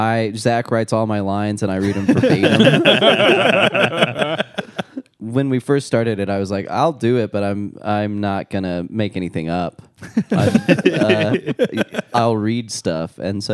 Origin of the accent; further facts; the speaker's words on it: Ozark, Missouri, United States; I'm from Ozark, Missouri, and like live in a subdivision.